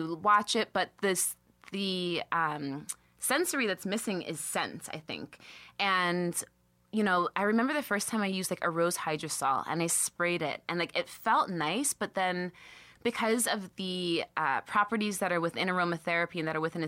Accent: the Catskills, New York, United States; I'm from the Catskills

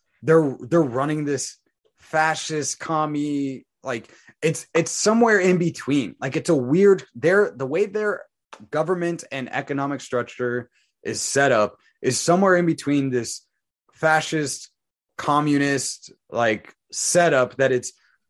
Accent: United States; being American

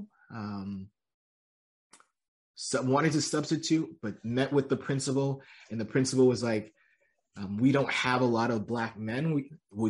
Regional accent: Massachusetts, United States; moved away as an adult; also born or lived in Georgia / Connecticut; now in California, United States; I'm originally born and raised in Massachusetts

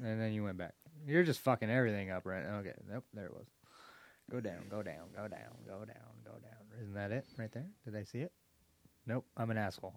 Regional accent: United States; it was in Malala, my hometown.

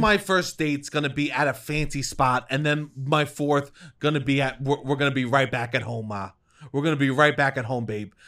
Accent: United States; now in Brooklyn, United States; I'm a boy that grew up in the suburbs and that went to chain restaurants

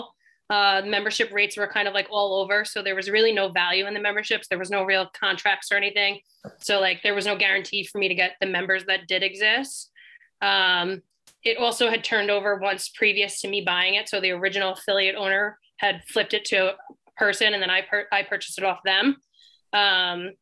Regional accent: Massapequa, New York, United States; I grew up in Massapequa

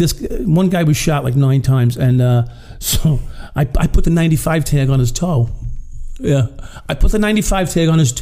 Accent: Long Island, New York, United States; also born or lived in Brooklyn; I was a Long Island kid, right? So I was born in Brooklyn, but raised on Long Island

